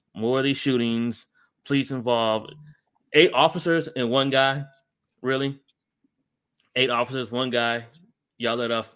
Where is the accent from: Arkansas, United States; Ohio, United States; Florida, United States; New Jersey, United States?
Ohio, United States; Akron; moved away; my hometown, Akron, Ohio